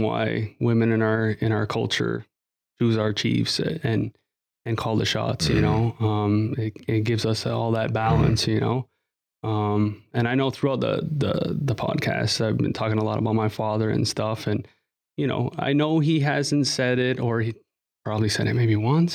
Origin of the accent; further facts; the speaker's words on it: Kahnawake, Quebec, Canada; we're from Ganawage